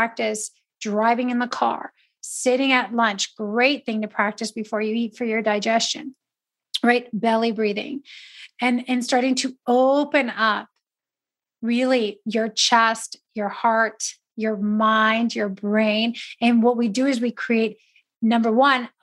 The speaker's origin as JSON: {"language": "English", "country": "Italy", "tie": "born or raised there", "moved": "yes", "said": "I grew up in Italy"}